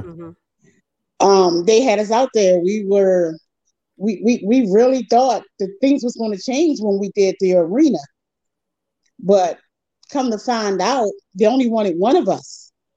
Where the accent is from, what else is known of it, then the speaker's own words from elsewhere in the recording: Baltimore, Maryland, United States; moved away; also born or lived in Virginia; I'm originally from Baltimore.